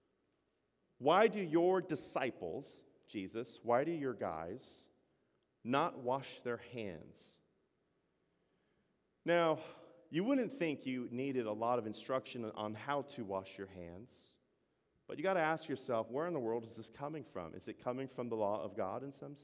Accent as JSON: {"language": "English", "country": "United States", "said": "I'm an American"}